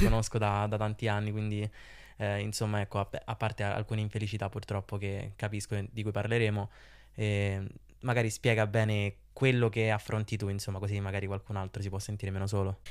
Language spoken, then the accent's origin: Italian; Rome, Lazio, Italy; accent: Roman; ero abbastanza romano, ma d'altronde sono romano